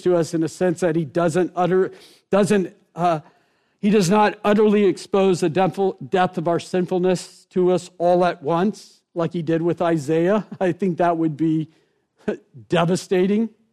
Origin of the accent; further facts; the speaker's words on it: Rockledge, Florida, United States; also born or lived in Merritt Island; I grew up actually here in Brevard County in Rockledge, Merritt Island